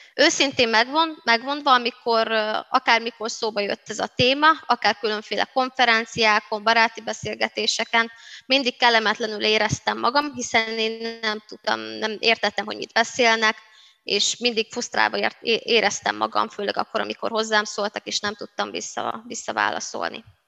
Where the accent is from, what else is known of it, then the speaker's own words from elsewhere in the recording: Szabolcs-Szatmár-Bereg, Hungary; first language Hungarian; now in Budapest, Hungary; romaként, de magyar anyanyelvűként, szabolcsiként, pestiként